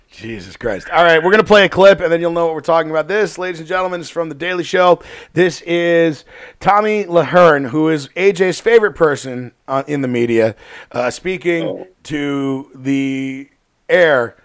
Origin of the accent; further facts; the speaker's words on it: Chicago, Illinois, United States; We're from Chicago here.